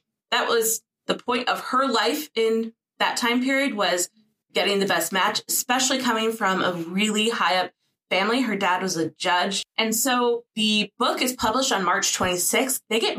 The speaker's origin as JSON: {"language": "English", "region": "Minnesota", "country": "United States", "moved": "yes", "lives_now": "Idaho, United States", "said": "I'm from Minnesota. I'm a proud Minnesotan."}